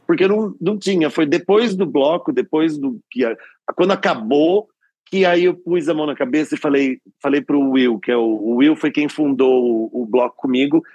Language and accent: Portuguese; Nova Odessa, São Paulo, Brazil; now in São Paulo, Brazil; Eu sou de Nova Odessa, que é antes de Americana, depois de Campinas.